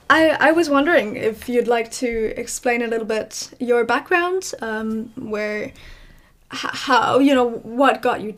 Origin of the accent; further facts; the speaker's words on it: South Africa; also born or lived in Ireland; now in Belgium; You know, I grew up in South Africa for a little bit. I moved to Ireland. My mother was German. I am living in Belgium now.